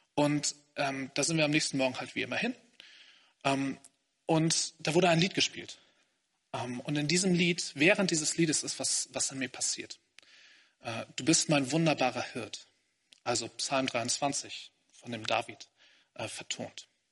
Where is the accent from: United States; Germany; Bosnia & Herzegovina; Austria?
Germany; Hamburg; moved away as an adult; now in Greifswald, Germany; Ich komme aus Hamburg eigentlich. Ich habe da bei meinen Eltern zuerst gelebt